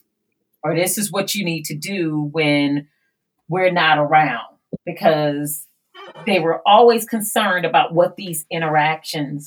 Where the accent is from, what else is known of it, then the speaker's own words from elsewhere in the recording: East Cleveland, Ohio, United States; I'm from East Cleveland, one of the poorest communities in all of Northeast Ohio.